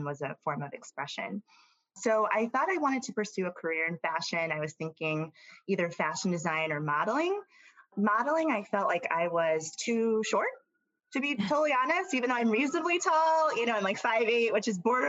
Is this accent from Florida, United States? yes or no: no; Atlanta, Georgia, United States; also born or lived in Alabama / Tennessee; now in New York City, United States; So I was born in Alabama. 2 weeks after that, I moved to Atlanta. 2 years after that, I moved back to Alabama. A few years after that, I moved to Tennessee, and then I moved back to Atlanta, Georgia.